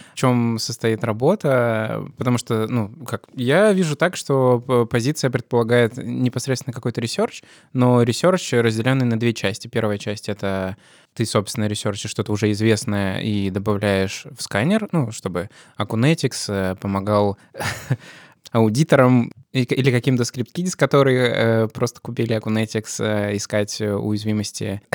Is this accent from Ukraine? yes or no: no; Russia; у нас в России